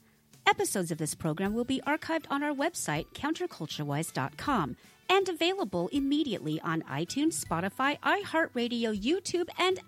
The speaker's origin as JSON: {"language": "English", "region": "Washington", "country": "United States", "tie": "born or raised there", "said": "growing up in Washington State"}